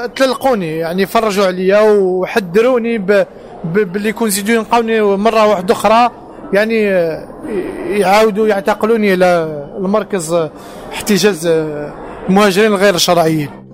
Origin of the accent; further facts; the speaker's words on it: Algiers, Algiers Province, Algeria; moved away as an adult; now in Paris, France; كجزائريين وكعرب